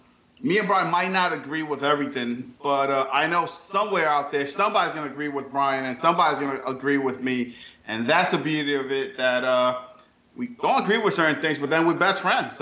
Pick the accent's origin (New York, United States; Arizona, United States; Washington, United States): New York, United States; now in Florida, United States; No, I'm originally from New York, but I think I've been to 29 to maybe 26 different states because of the military. They always move me around.